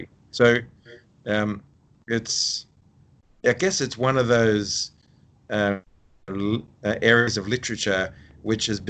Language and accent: English; Australia; as an Australian